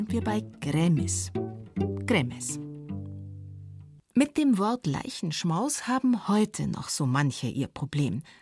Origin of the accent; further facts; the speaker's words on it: Munich, Bavaria, Germany; Ich bin aus München. Ich kenne es auch vom Land. Wir waren ja evakuiert.